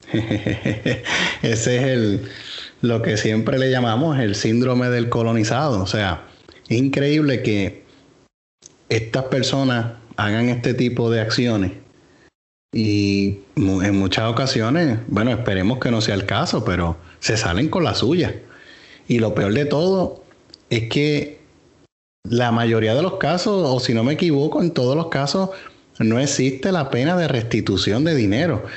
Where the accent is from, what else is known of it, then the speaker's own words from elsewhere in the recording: Puerto Rico; como puertorriqueños